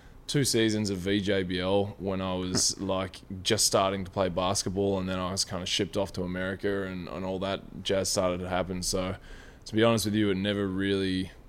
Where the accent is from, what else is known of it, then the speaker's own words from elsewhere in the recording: Deniliquin, New South Wales, Australia; also born or lived in Melbourne; I think it's like a mixture of Deniliquin up in New South Wales, just across the border.